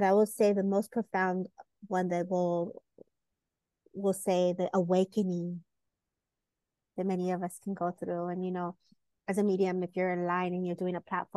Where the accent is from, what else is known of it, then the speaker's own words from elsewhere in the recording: California, United States; I am from California and born and raised. And so I lived here all my life